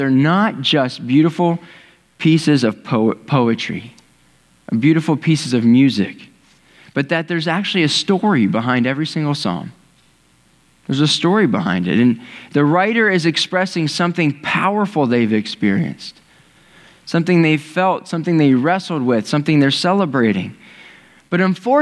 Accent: Ohio, United States; I've lived in Ohio my whole life.

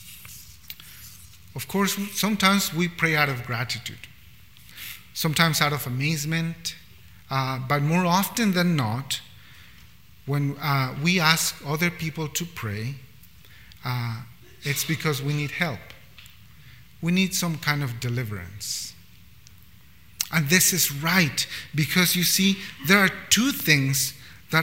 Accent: Bolivia; now in Vancouver, Canada; I come from a context from Bolivia, which is a beautiful, beautiful country

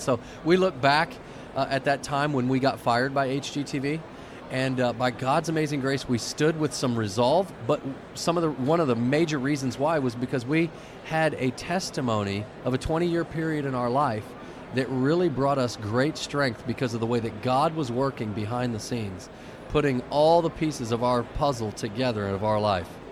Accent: Dallas, Texas, United States; we grew up in Dallas, Texas

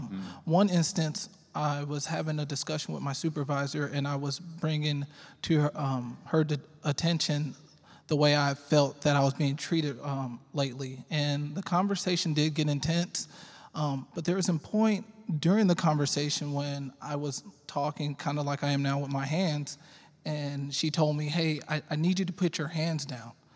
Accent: Arlington, Texas, United States; also born or lived in Fort Worth, Texas; I was born in Fort Worth and raised in Arlington. I've been um, in Arlington my whole life

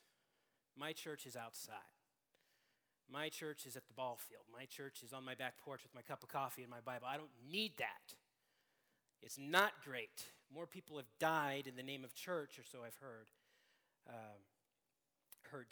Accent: Seattle, Washington, United States; I'm from Seattle, and it was very difficult to be a sports fan in Seattle all growing up.

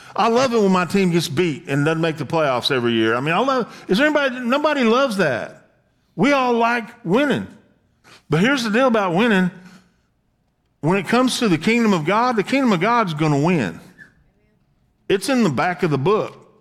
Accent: the South, United States; I was born in the South

